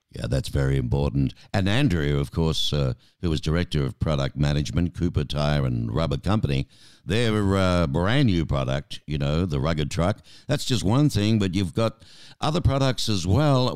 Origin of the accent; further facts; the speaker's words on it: Australia; now in Tucson, United States; being an Aussie